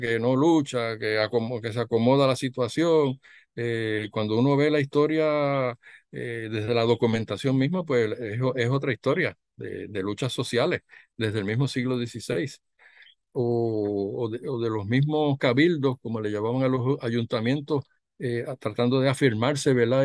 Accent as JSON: {"language": "Spanish", "country": "Puerto Rico", "said": "el español que hablamos en Puerto Rico"}